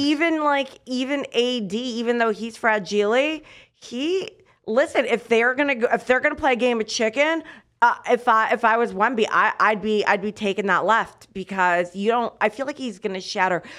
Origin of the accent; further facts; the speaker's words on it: United States; As an American that watches American basketball exclusively